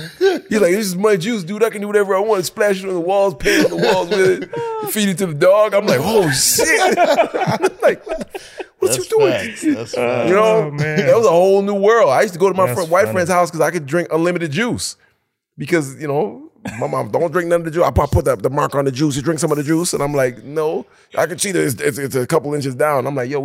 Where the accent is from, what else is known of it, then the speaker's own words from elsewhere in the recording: Detroit, Michigan, United States; also born or lived in Jamaica; we came from Jamaica, but we quickly adopted Detroit ways like that.